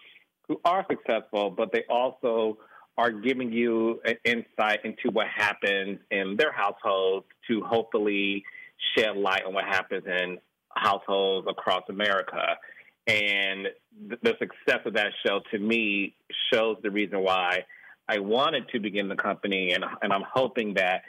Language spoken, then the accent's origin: English; Detroit, Michigan, United States; born or raised there